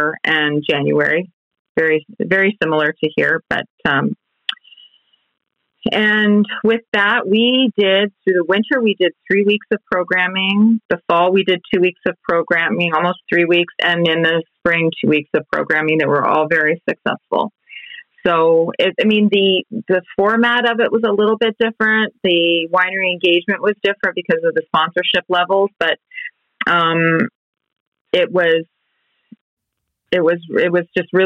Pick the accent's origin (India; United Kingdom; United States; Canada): Canada; Ontario; now in Okanagan, Canada; Ontario, we still have a lot of really big corporate players there